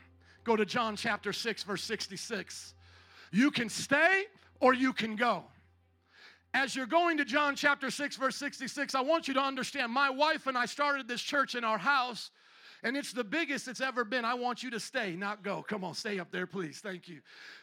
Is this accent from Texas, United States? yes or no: no; Fort Wayne, Indiana, United States; now in Chicago, United States; I am a missionary from Fort Wayne, Indiana.